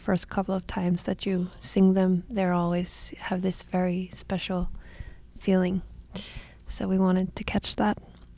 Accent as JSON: {"language": "English", "country": "Iceland", "also_born_or_lived": "Copenhagen", "moved": "yes", "said": "I'm from Iceland"}